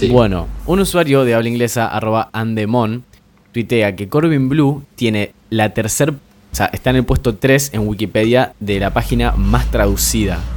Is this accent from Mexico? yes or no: no; Argentina; los únicos que podemos burlar de los chilenos somos los argentinos.